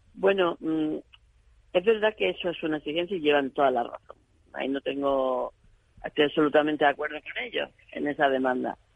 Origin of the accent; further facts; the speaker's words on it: Granada province, Andalusia, Spain; de mi provincia de Granada